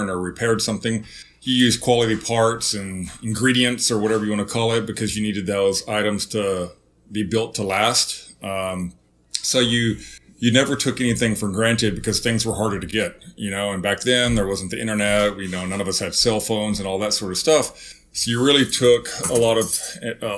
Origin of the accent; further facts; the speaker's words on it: Zephyr, Texas, United States; moved away; growing up in Zephyr